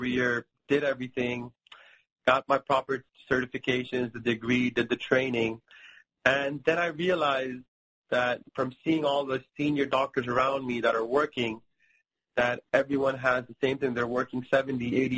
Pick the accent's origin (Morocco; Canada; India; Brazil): India; now in Miami, United States; And my mom is from India, and I'm from India